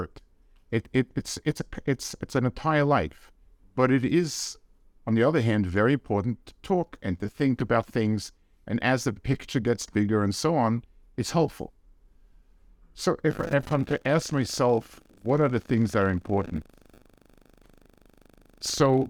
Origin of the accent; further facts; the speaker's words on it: United States; as an American